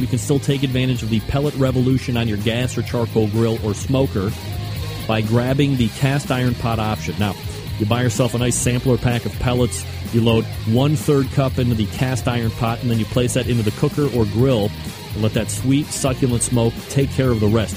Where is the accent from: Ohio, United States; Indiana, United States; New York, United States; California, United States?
Ohio, United States; I'm from Ohio.